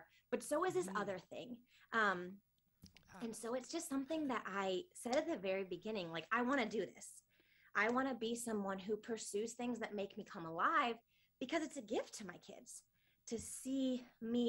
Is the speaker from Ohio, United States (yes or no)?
no; Michigan, United States; now in Nashville, United States; I'm originally from Michigan, but I have been in Nashville for about the last decade